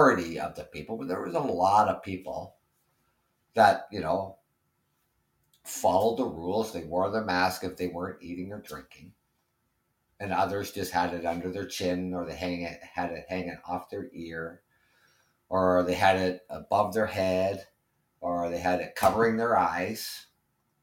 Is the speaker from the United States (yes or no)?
no; Ontario, Canada; I'm from Ontario, Canada